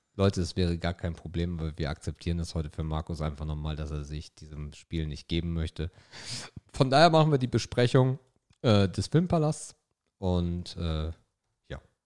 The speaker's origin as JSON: {"language": "German", "area": "the North", "region": "Northern Germany", "country": "Germany", "said": "Wir kommen aus dem Norden"}